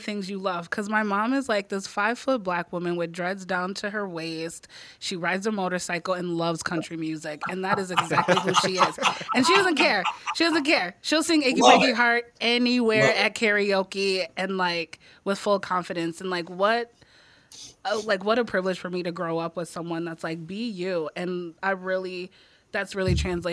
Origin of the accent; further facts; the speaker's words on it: Crystal, Minnesota, United States; also born or lived in Eagan, Minnesota; I grew up in Crystal. Before Crystal, I was in Eagan.